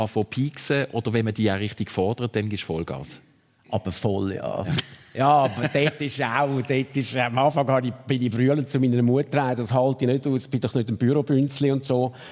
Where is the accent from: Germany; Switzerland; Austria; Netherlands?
Switzerland; Zurich; als Zürcher in Luzern die Lehre machen, bist du natürlich ein Zützi.